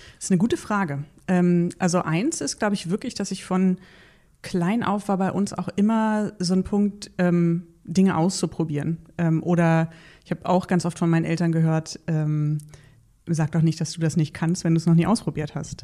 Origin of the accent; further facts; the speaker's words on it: Berlin, Germany; ich bin in, in Berlin-Spandau groß geworden